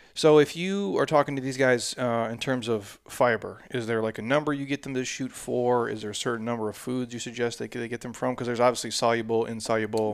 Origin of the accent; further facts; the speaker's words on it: Midwest, United States; I grew up in the Midwest